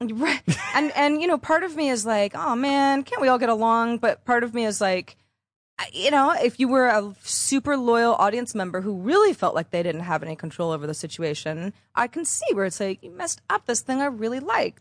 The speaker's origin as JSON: {"language": "English", "area": "Bay Area", "region": "California", "country": "United States", "also_born_or_lived": "Los Angeles", "moved": "as an adult", "said": "I'm from the Bay Area"}